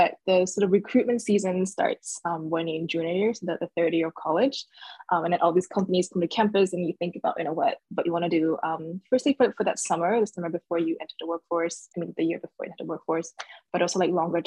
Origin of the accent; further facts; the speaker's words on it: Singapore; moved away as an adult; also born or lived in Shanghai, China / New York City, United States; So I was born in Shanghai, but I did most of my formal schooling up until junior college in Singapore